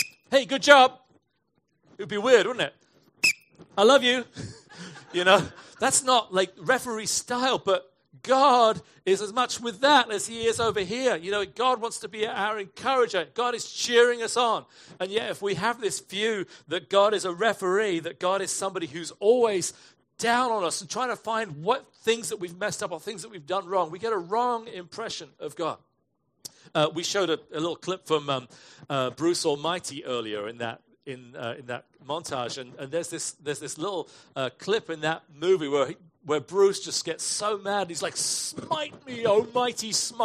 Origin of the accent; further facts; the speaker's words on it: England, United Kingdom; moved away as an adult; now in United States; I was from England.